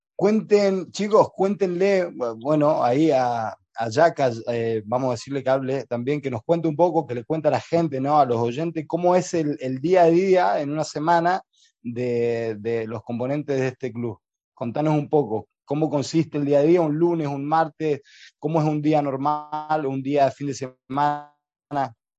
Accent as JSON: {"language": "Spanish", "region": "Chaco", "country": "Argentina", "also_born_or_lived": "Almería", "moved": "yes", "said": "soy argentino, chaqueño"}